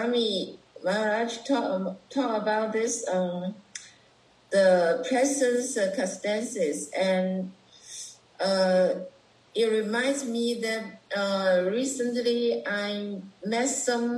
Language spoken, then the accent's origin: English; Guangzhou, Guangdong, China; I'm from China, Guangzhou.